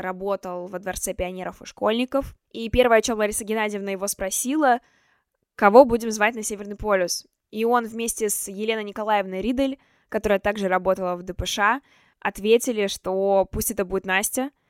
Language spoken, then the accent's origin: Russian; Chelyabinsk, Chelyabinsk Oblast, Russia; born or raised there; moved away as an adult; now in Moscow, Russia